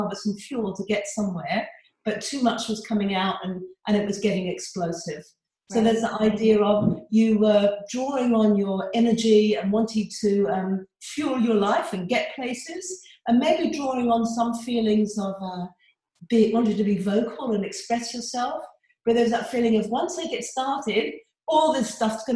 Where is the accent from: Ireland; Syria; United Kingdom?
United Kingdom; England; now in Australia; although I live in Australia now, I was born and brought up in England